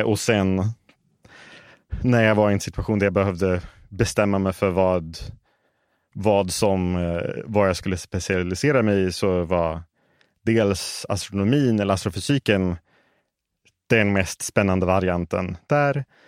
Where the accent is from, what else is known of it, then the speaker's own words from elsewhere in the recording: Stockholm, Stockholm County, Sweden; moved away as an adult; now in Las Vegas, United States; jag är uppvuxen här i Stockholm